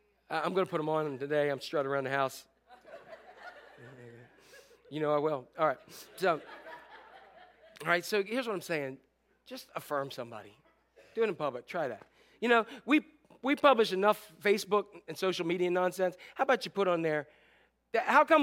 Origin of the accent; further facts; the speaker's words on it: Northeast, United States; When we were growing up in Northeast